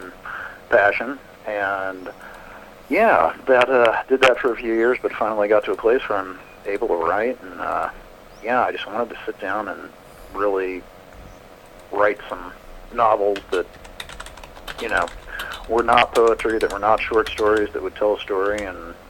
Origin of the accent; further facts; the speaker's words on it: Kansas, United States; I've born and raised in Kansas